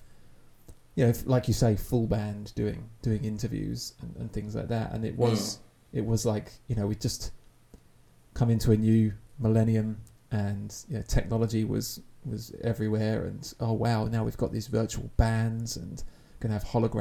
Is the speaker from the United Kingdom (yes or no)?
yes; Essex, East of England, United Kingdom; a kid growing up in Essex in the early noughties